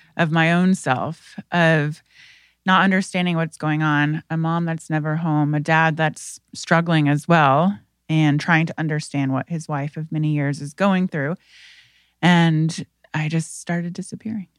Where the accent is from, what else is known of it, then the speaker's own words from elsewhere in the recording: Indiana, United States; I am from Indiana, and I come from a family that has a history of mental health disease